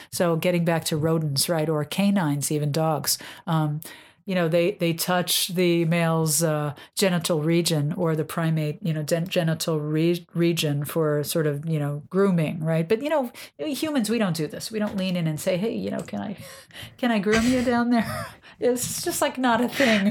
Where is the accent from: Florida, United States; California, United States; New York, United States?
New York, United States; now in Massachusetts, United States; I'm a New Yorker